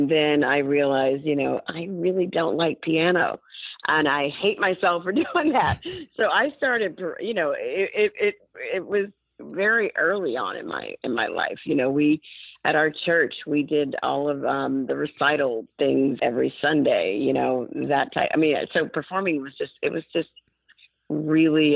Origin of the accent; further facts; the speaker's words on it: Montgomery, Alabama, United States; moved away as an adult; I am from Montgomery